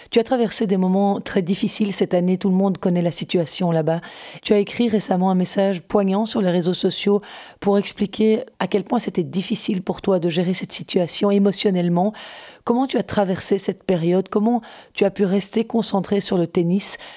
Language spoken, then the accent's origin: French; Ukraine; French is a second language; now in Belgium; Je suis ukrainienne, je suis née là-bas.